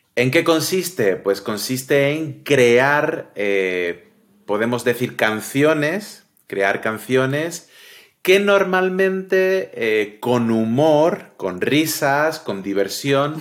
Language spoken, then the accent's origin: Spanish; Cádiz, Andalusia, Spain; Como buen gaditano, buena persona de Cádiz